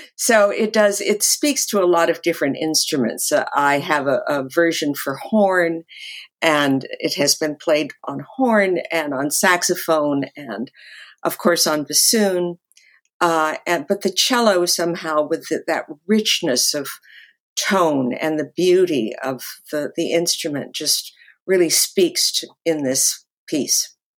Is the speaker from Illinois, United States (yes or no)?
no; Los Angeles, California, United States; moved away as an adult; also born or lived in New York; I grew up actually in the Hollywood Hills